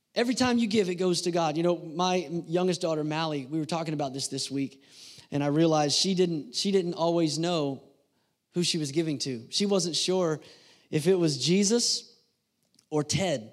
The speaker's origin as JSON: {"language": "English", "country": "United States", "tie": "born or raised there", "said": "I was born in the United States of America"}